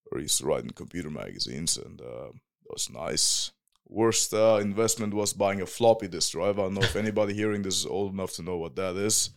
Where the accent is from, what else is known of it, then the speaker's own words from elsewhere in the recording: Whanganui, Manawatū-Whanganui, New Zealand; also born or lived in Northland; now in Germany; that's my hometown. It's called Wanganui